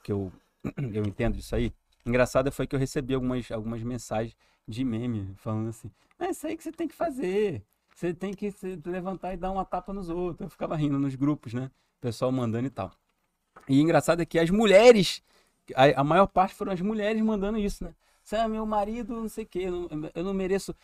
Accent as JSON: {"language": "Portuguese", "town": "São Gonçalo", "region": "Rio de Janeiro", "country": "Brazil", "tie": "born or raised there", "said": "Eu fui criado lá em São Gonçalo"}